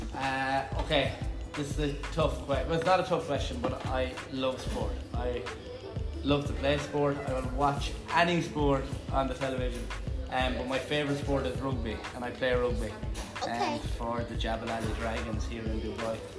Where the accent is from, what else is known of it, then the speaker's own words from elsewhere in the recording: Galway, Connacht, Ireland; moved away; I'm from the west of Ireland in a place called Galway